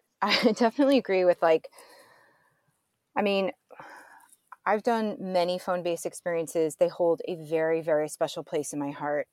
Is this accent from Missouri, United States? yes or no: yes; St. Louis, Missouri, United States; I was born and raised in Saint Louis, Missouri